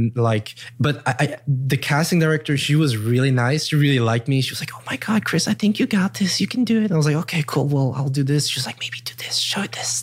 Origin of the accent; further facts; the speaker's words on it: Luxembourg; also born or lived in Germany; now in Los Angeles, United States; I come from Luxembourg.